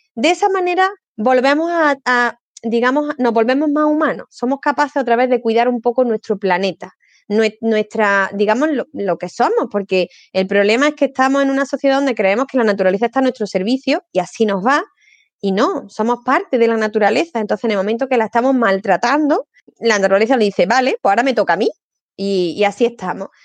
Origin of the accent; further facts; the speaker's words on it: Córdoba, Andalusia, Spain; como soy cordobesa